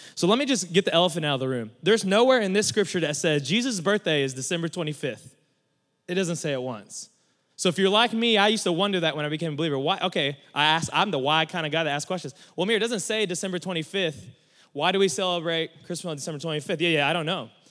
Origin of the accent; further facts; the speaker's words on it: Mustang, Oklahoma, United States; I'm from Mustang, Oklahoma